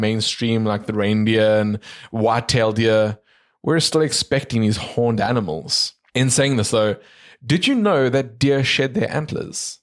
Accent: South Africa; we're from South Africa

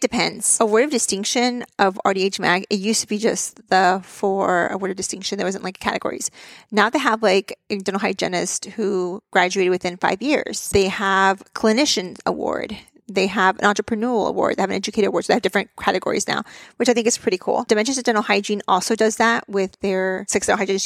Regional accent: Texas, United States; my home state of Texas

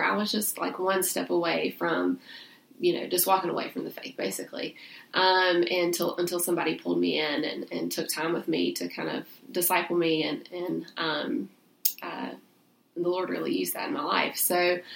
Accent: Salisbury, North Carolina, United States; I'm originally from Salisbury, North Carolina. That's where I grew up and went to high school and everything

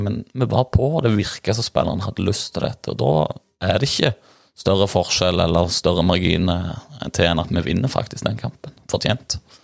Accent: near Bryne, Rogaland, Norway; folk spør hvor jeg er fra, og sier det nimmeste by er Bryne

